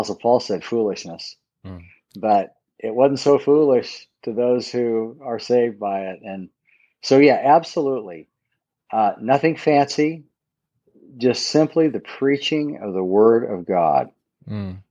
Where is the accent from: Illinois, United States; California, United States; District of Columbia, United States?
California, United States; Southern; I grew up in Southern California